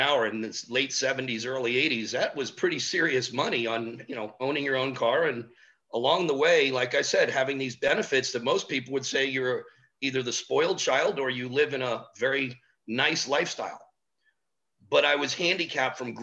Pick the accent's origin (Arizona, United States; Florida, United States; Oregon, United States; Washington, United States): Florida, United States; Miami; a native Miamian, which there's not many of us left. My brother and myself are probably it. And born and raised in Miami.